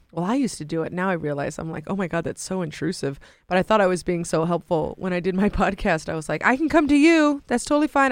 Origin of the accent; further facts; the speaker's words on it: San Francisco, California, United States; in San Francisco, 'cause that's my hometown